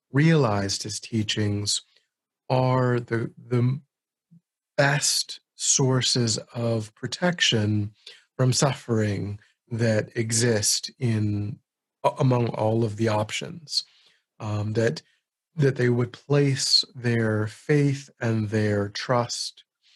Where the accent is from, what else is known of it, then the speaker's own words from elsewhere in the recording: United States; I'm an American